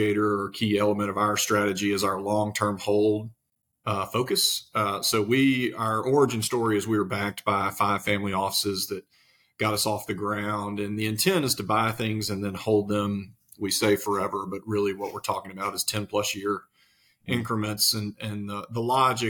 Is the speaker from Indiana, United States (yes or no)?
no; Mississippi, United States; moved away as an adult; now in Nashville, United States; I'm actually originally from Mississippi, as you can probably hear, but about 10 years ago, like everybody else, I moved to Nashville.